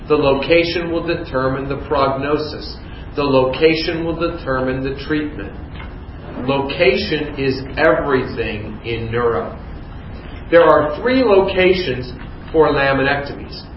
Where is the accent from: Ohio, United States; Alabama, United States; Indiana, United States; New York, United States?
Ohio, United States; Youngstown; I grew up in Youngstown, Ohio